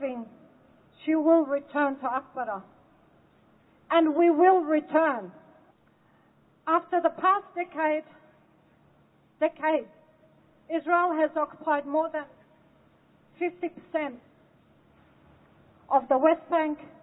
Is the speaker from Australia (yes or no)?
yes; Australia; also born or lived in Lebanon; I was born in Lebanon and I lived my life in Australia